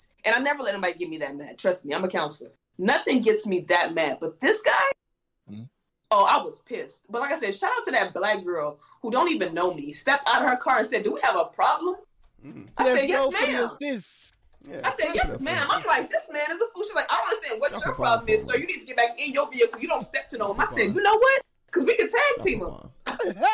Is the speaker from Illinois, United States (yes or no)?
yes; Chicago, Illinois, United States; I am from Chicago